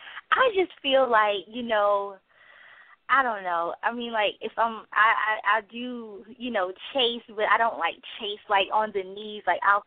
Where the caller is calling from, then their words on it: South Carolina, United States; I'm calling from South Carolina.